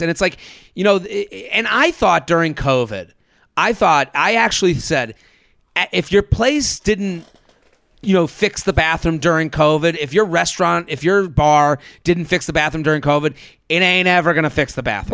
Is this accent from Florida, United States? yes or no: no; Boston, Massachusetts, United States; moved away as an adult; now in New York City, United States; I'm from Boston right. I've lived here since 2007